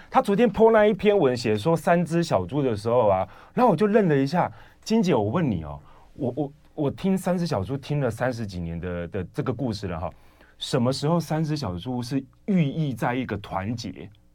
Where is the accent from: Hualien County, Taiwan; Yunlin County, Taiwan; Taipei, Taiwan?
Yunlin County, Taiwan; now in Changhua, Taiwan; 我们老家在云岭啊